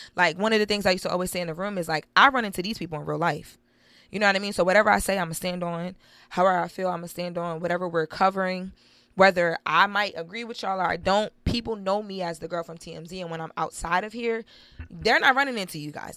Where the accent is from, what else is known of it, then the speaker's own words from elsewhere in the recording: Wilmington, Delaware, United States; I'm from the inner city, I'm from Wilmington, Delaware